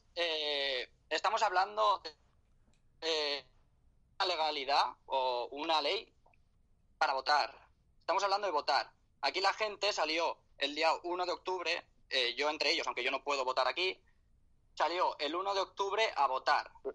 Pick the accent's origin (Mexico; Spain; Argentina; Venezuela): Spain; Catalonia; soy catalán, eh, soy catalán de madre extremeña